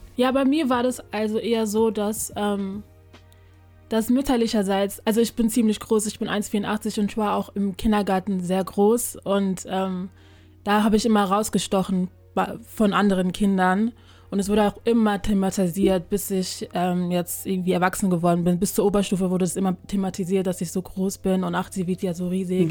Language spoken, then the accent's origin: German; Germany; ich bin hier in Deutschland geboren, hier aufgewachsen und meine Eltern sind aus Ghana